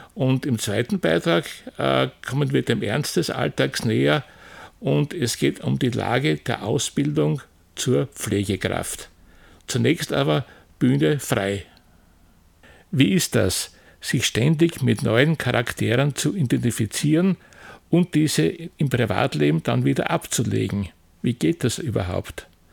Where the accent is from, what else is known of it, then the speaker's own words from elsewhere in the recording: Austria; bei uns in Österreich